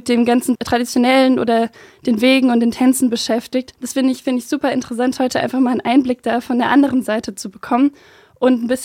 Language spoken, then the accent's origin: German; Rhineland-Palatinate, Germany; Bei uns zu Hause in der Pfalz heißt es Fasching.